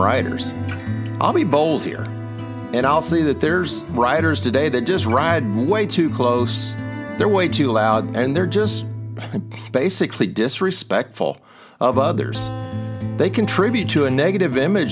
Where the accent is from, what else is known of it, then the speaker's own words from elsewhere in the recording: McKinney, Texas, United States; I grew up in McKinney, Texas, which used to be a small town